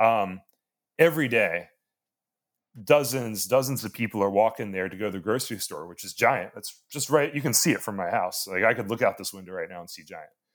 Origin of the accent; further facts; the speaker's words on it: Annapolis, Maryland, United States; I'm from Annapolis